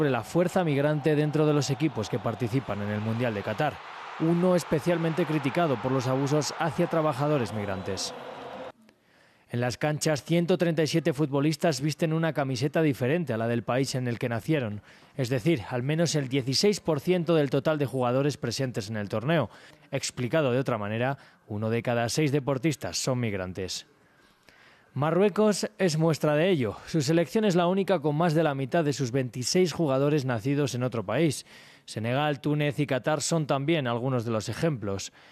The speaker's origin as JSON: {"language": "Spanish", "country": "Cameroon", "tie": "born there", "said": "pero es muy especial, es mi país natal"}